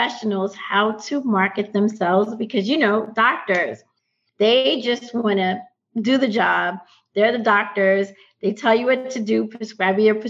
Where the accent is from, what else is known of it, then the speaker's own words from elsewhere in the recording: New York City, New York, United States; moved away; I'm from New York